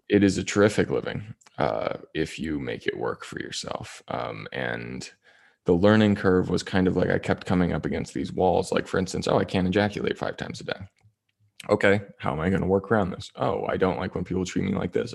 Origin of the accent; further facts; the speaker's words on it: Toronto, Ontario, Canada; moved away as an adult; also born or lived in Las Vegas; Toronto, Ontario